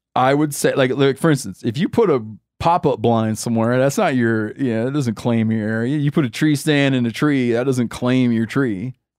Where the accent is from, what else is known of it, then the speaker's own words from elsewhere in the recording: Michigan, United States; I grew up in the Wolverine state